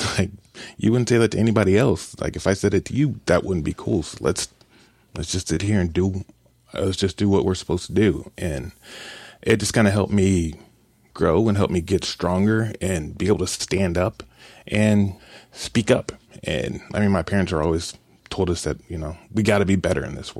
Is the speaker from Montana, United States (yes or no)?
no; Kansas City, Missouri, United States; I grew up in Kansas City